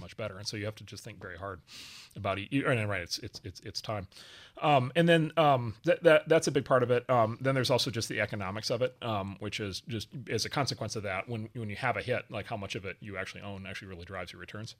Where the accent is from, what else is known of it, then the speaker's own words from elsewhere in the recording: Wisconsin, United States; moved away; a farm not far from where I grew up in Wisconsin